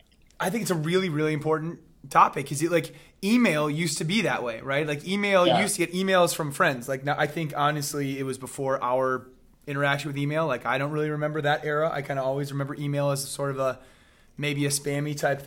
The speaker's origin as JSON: {"language": "English", "town": "Chicago", "region": "Illinois", "country": "United States", "tie": "born or raised there", "said": "I grew up in Chicago"}